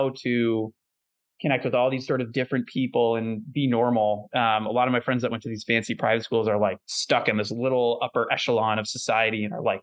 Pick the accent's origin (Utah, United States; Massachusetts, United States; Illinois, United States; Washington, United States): Massachusetts, United States; Natick; I grew up in a town called Natick in just outside Boston, Massachusetts